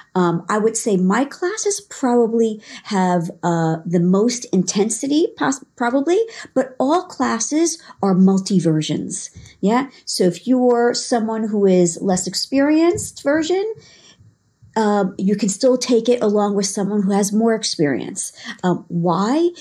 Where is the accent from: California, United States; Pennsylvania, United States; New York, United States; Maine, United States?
New York, United States; Long Island; also born or lived in Israel; I grew up in New York, uh, Long Island, um, for my childhood, um, and then New York City as I got into adulthood.